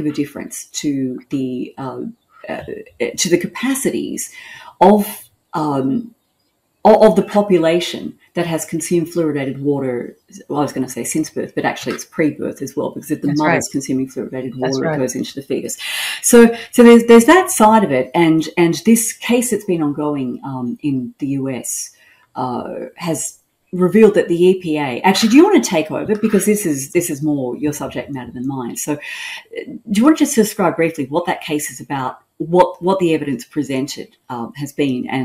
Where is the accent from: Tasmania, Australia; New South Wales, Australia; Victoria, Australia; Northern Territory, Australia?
New South Wales, Australia; Sydney; moved away as an adult; now in Queensland, Australia; I'm from Sydney originally, which is in New South Wales.